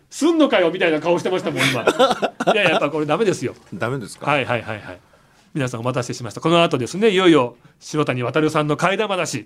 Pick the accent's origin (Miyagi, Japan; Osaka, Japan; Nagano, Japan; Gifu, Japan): Nagano, Japan; moved away as an adult; now in Tokyo, Japan; 長野県出身で田舎から出てきたんですよ